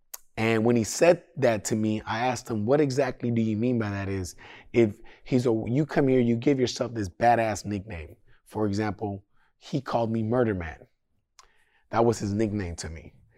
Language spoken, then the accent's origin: English; Sacramento, California, United States; I'm still from Sac, brother. I just live over there.